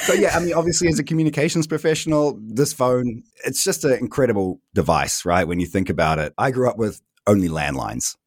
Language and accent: English; New Zealand; moved away as an adult; now in Berlin, Germany; I am originally from New Zealand, which you can maybe tell from my accent, but I've been living fourteen, almost fifteen years here in Berlin